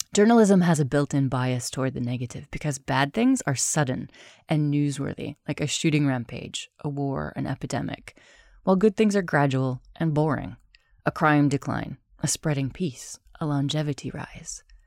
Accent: United States; also born or lived in United Kingdom; now in Spain; I'm American, I'm also British, I live in Spain

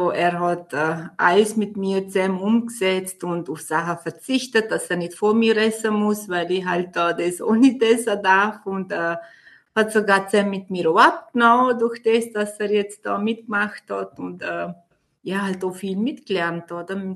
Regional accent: Vorarlberg, Austria; ich bin 38 Jahre alt und komme aus Vorarlberg.

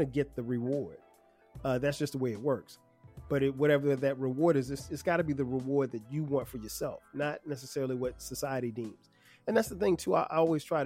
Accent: Florence, South Carolina, United States; moved away; my hometown of Florence, South Carolina

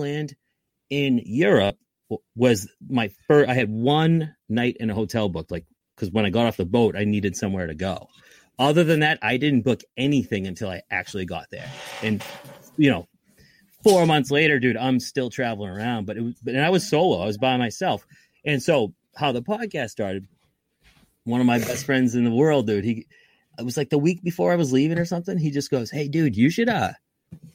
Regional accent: Lynn, Massachusetts, United States; also born or lived in Salem, Massachusetts; I was born and raised in Lynn

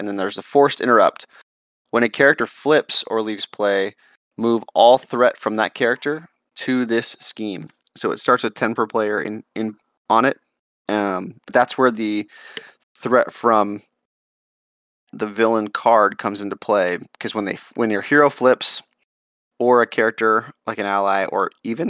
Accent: Southwest, United States; I'm from the Southwest

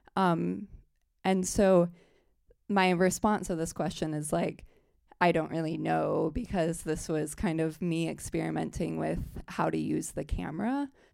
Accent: South Bend, Indiana, United States; I'm from South Bend, Indiana, and it's a smaller city

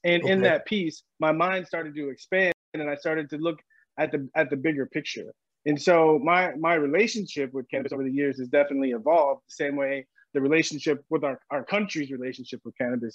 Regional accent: San Diego, California, United States; moved away as an adult; I grew up in San Diego

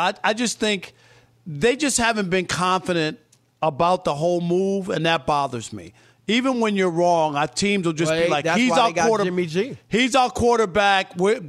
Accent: Missouri, United States; I'm from Missouri. He has to show me.

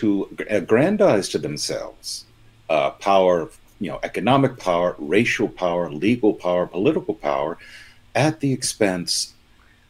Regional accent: Palm Beach, Florida, United States; I grew up in Palm Beach, Florida

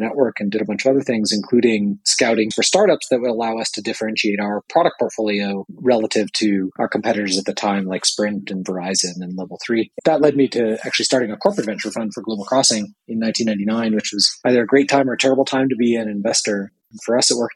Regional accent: Bay Area, California, United States; I grew up in the Bay Area.

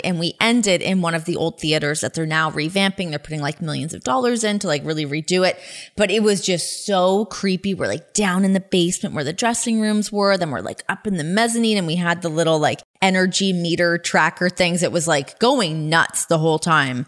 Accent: Ajax, Ontario, Canada; I grew up in Ajax, so about like 45 minutes west of there

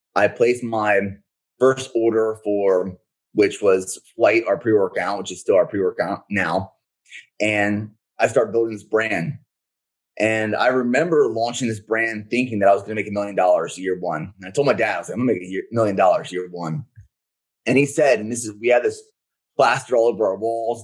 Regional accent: Pennsylvania, United States; I'm from Pennsylvania originally

